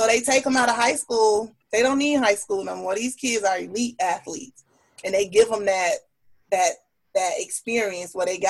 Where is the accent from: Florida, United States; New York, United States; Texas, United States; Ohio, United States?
Florida, United States; Miami; born and raised in Miami, Florida, former collegiate athlete.